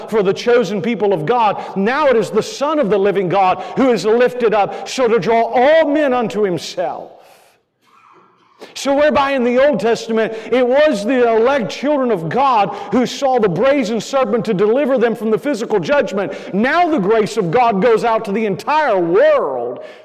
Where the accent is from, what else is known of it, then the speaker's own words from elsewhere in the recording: Florida, United States; moved away; I grew up in Florida.